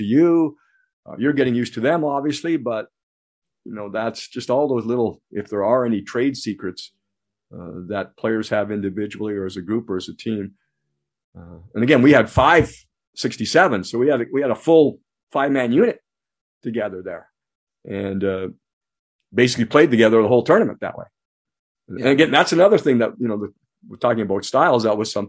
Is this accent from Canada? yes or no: yes; Ontario, Canada; now in United States; I have dual citizenship now, so I'm American and Canadian, but of course, naturalized American, born in Canada.